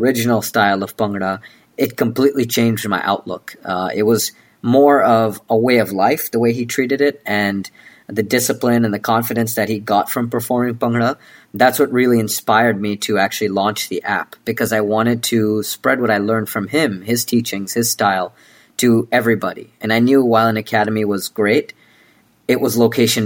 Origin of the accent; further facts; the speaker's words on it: North Carolina, United States; originally, I grew up in North Carolina in the United States